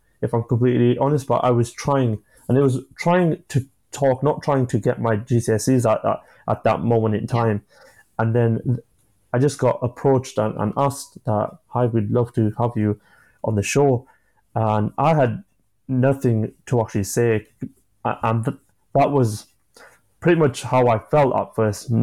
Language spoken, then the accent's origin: English; Yorkshire and the Humber, United Kingdom; I'm from Yorkshire